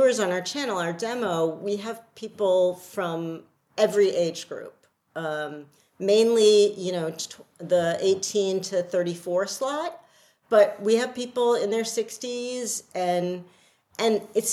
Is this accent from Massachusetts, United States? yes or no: no; New York City, New York, United States; moved away as an adult; now in Connecticut, United States; I am a New Yorker at heart and always will be